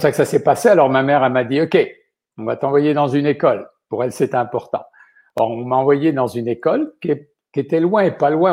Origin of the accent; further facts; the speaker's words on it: La Gaubretière, Pays de la Loire, France; now in Quebec, Canada; je suis né dans un minuscule village qui s'appelle la Gaubretière, et ça se trouve dans, l'ouest de la France, dans un département qu'on appelle la Vendée